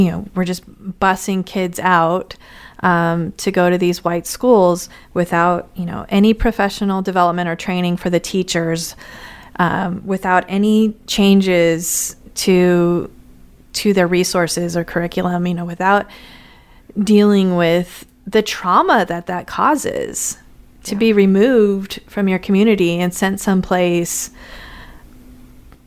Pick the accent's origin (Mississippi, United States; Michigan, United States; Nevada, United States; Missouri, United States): Nevada, United States; Las Vegas; also born or lived in California; now in St. Louis, United States; I grew up in Las Vegas. I went to school in California and then came to St. Louis.